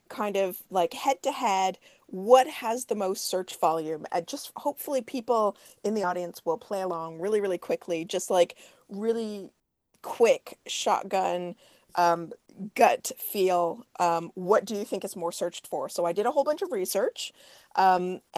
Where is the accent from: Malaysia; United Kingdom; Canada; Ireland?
Canada; So in the U.S., I'm Canadian